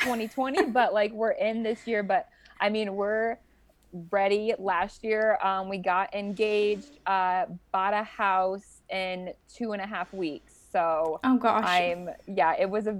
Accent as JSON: {"language": "English", "town": "Ames", "region": "Iowa", "country": "United States", "also_born_or_lived": "Cedar Falls, Iowa", "moved": "as an adult", "lives_now": "Urbandale, United States", "said": "I am from Ames"}